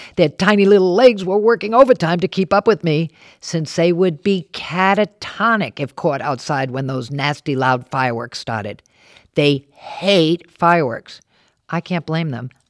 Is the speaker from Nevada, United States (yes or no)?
no; Warwick, Rhode Island, United States; moved away; also born or lived in New York City; I grew up in Warwick, left to see the world, and then came back home.